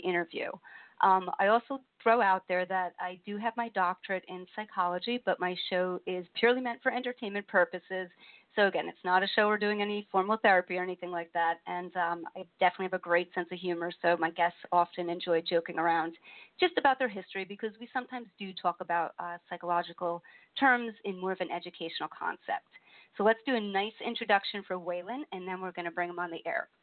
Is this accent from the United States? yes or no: yes; East Coast, United States; accent: northern east northern; I'm from the East Coast, and sometimes people tell me I have an accent